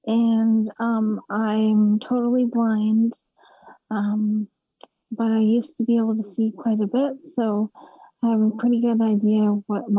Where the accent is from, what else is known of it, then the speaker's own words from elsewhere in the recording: Trail, British Columbia, Canada; I'm from Trail, BC